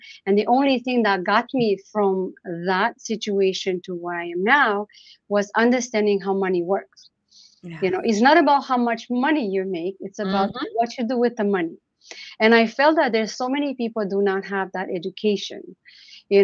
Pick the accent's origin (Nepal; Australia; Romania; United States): Romania; now in Canada; growing up in Romania